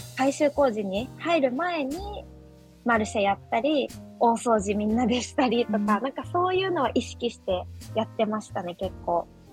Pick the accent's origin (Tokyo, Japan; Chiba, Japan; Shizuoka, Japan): Shizuoka, Japan; Mishima; 生まれも育ちも三島っていうところで